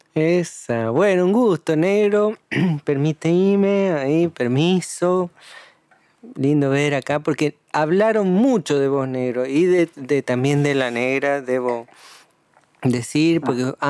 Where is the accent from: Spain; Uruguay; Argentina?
Argentina; Tucumán; now in La Plata, Argentina; a Tucumán, a mi tierra natal